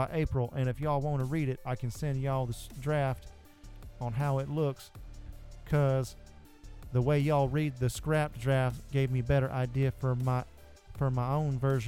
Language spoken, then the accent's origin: English; the South, United States; Because we're from the South, boy. We talk normal down there.